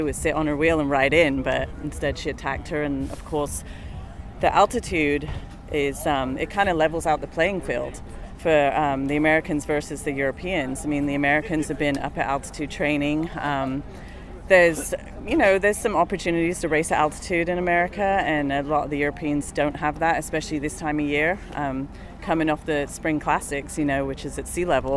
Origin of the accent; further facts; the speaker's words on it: England, United Kingdom; now in United States; I grew up in England